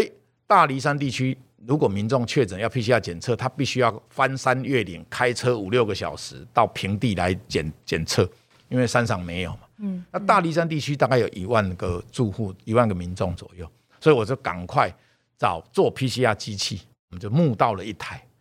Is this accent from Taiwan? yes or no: yes; Taichung, Taiwan; 我的故乡，因为我是台中选出来的立法委员